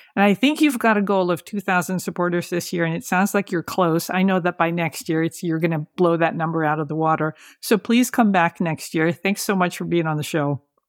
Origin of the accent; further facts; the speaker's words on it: San Francisco, California, United States; I grew up in San Francisco